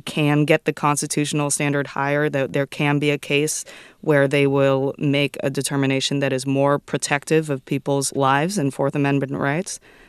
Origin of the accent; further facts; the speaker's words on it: Irvine, California, United States; now in Oakland, United States; mother is Chinese and my dad is white. I identify as mixed race or Asian. I grew up in Irvine and I live in Oakland.